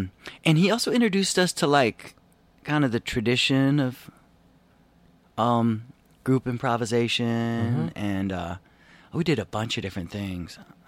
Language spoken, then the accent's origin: English; Evanston, Illinois, United States; Yeah, I'm from Evanston.